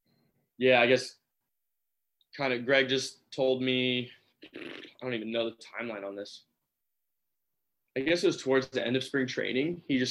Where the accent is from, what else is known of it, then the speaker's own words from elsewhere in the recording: Texas, United States; also born or lived in Hong Kong / Singapore; I grew up in Texas